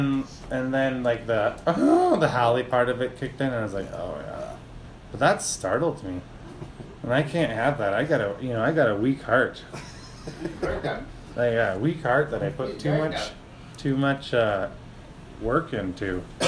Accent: Wales, United Kingdom; I'm from Wales, and that's just how we say it there.

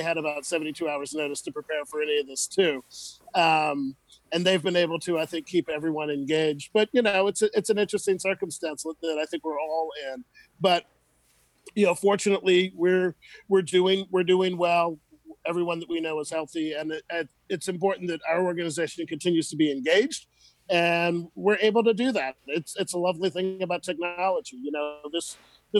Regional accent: New Orleans, Louisiana, United States; I'm from New Orleans. My family, I'm the fifth generation of my family born in Orleans Parish

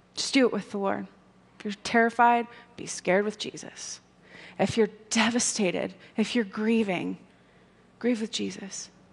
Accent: United States; as an American

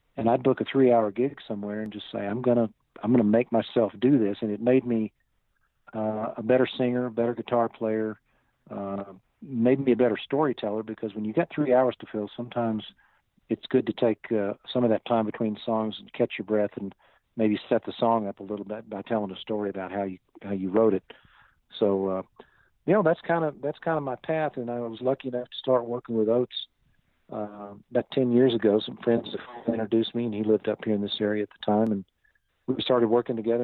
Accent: Fayetteville, Arkansas, United States; I grew up in Northwest Arkansas in a town called Fayetteville, and that's where I was born and raised.

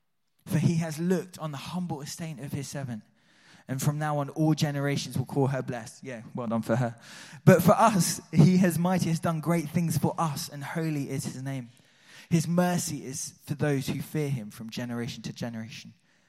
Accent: Switzerland; Although I grew up in Switzerland, so that was part of the culture, right? It's in my blood.

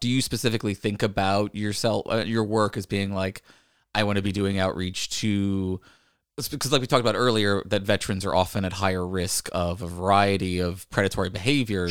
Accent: Virginia, United States; growing up in Virginia

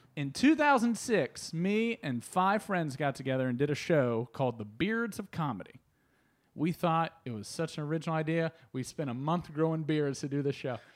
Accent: Northern Kentucky, United States; moved away as an adult; also born or lived in Chicago; I grew up in Northern Kentucky

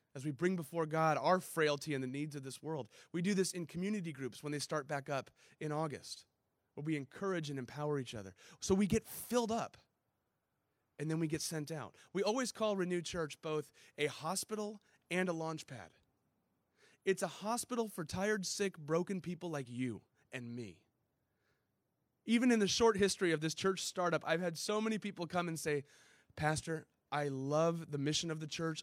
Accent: San Diego, California, United States; also born or lived in Chicago; I grew up in Ocean Beach right here

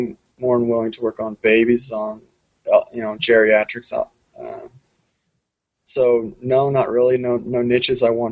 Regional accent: Idaho, United States; also born or lived in Utah; now in St. Louis, United States; I'll be headed back to Idaho

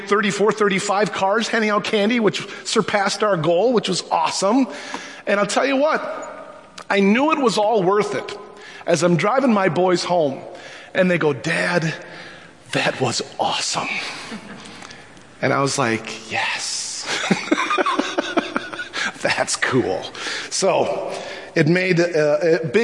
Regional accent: Minnesota, United States; I'm so Minnesotan

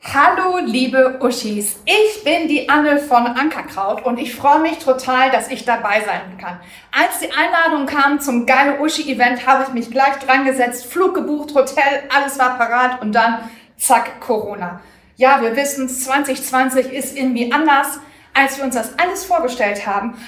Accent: Bochum, North Rhine-Westphalia, Germany; ich bin gebürtig aus, äh, Bochum

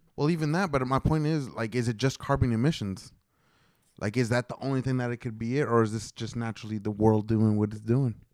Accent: Oklahoma, United States; I am from Oklahoma

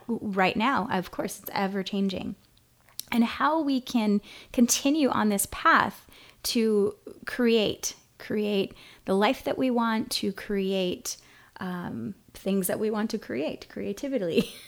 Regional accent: Kona, Hawaii, United States; moved away as an adult; also born or lived in San Francisco, California; now in Oceanside, United States; I am from Hawaii, from Kona specifically, and living now in Southern California

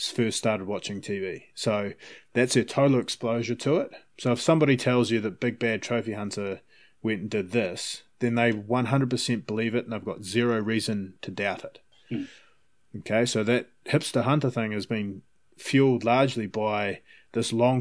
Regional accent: Palmerston North, Manawatū-Whanganui, New Zealand; now in Vancouver, Canada; I grew up in Palmerston North.

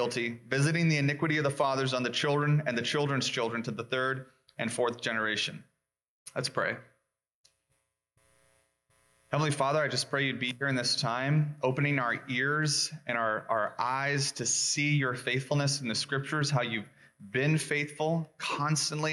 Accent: Las Vegas, Nevada, United States; now in Eugene, United States; I was born and raised in Vegas and never experienced allergies until I moved here

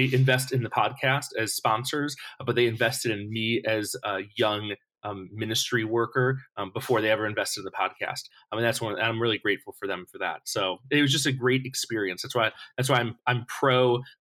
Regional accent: Buffalo, New York, United States; moved away as an adult; also born or lived in Missouri; now in California, United States; I was born in New York City, raised in Buffalo, New York.

